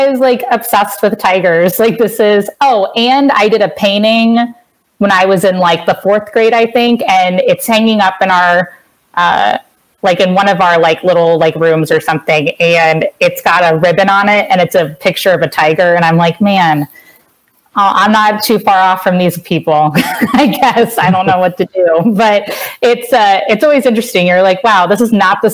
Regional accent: Cincinnati, Ohio, United States; I'm from Cincinnati

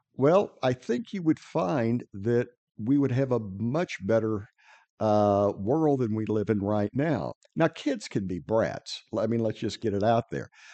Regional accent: Midwest, United States; moved away; I'm originally from the Midwest

